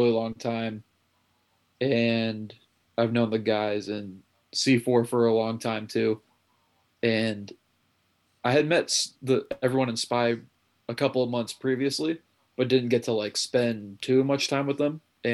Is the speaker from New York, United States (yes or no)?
yes; New York, United States; also born or lived in Wilkes-Barre, Pennsylvania; I'm from New York too